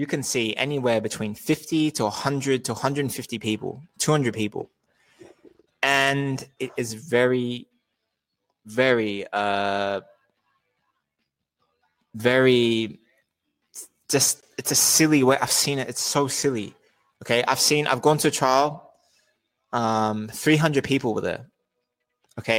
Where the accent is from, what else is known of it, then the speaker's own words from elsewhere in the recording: Australia; I'm Australian